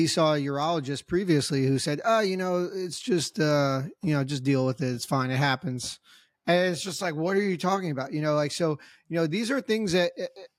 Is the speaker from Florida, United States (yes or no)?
no; New Jersey, United States; moved away; Growing up in Jersey